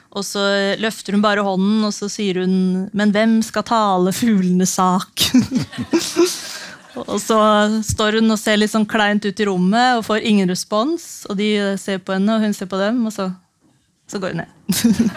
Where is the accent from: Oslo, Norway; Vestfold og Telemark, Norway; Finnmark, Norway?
Vestfold og Telemark, Norway; Notodden; moved away; da jeg tok det radikale valget å flytte tilbake til eh, hjembyen min Notodden for fire år siden